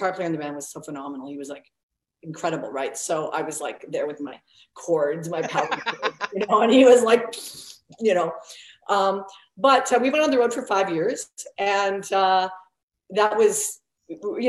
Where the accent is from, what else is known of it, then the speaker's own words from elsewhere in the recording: Oregon, United States; moved away; we're from the States originally, from Oregon